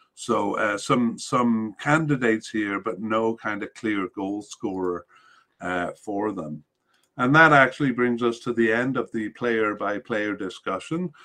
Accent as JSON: {"language": "English", "country": "Canada", "said": "as a Canadian"}